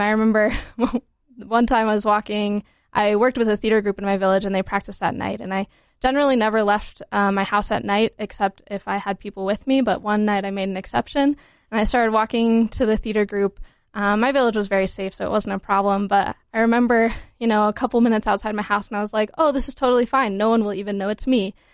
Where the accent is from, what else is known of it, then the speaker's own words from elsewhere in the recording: Holladay, Utah, United States; also born or lived in Vermont / Georgia / Botswana; I'm from Utah. I grew up in Holiday, went to Conwood High School